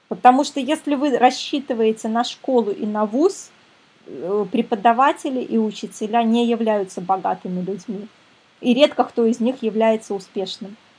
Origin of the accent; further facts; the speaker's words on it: Minsk, Belarus; Я сама из Минска